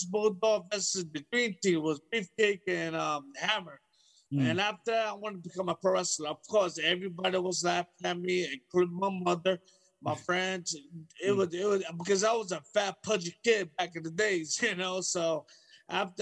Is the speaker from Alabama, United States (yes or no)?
no; New York City, New York, United States; I'm from New York City